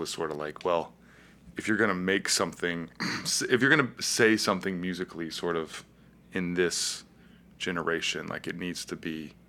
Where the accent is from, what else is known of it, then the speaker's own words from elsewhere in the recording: Virginia Beach, Virginia, United States; now in Richmond, United States; I grew up in Virginia Beach.